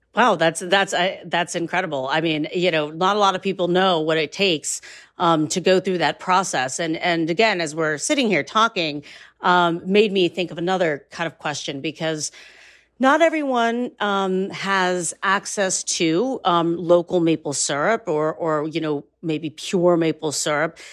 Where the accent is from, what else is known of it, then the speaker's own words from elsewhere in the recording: Northeast Ohio, United States; I have grown up around the fact that Northeast Ohio, particularly Geauga County, is a major maple producer